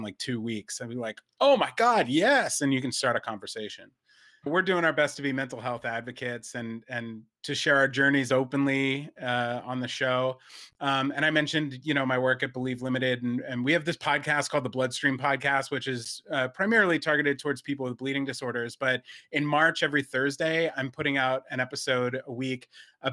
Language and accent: English; New Jersey, United States; where I grew up in New Jersey